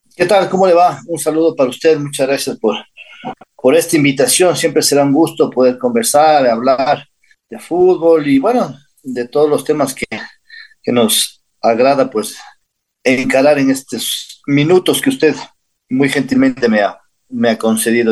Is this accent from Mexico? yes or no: no; Ecuador; born or raised there; also born or lived in Santa Ana, California, United States